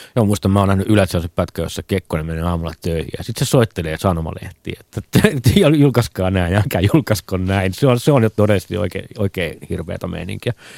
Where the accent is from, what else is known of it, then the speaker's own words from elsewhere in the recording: Nastola, Päijät-Häme, Finland; mä oon Nastolasta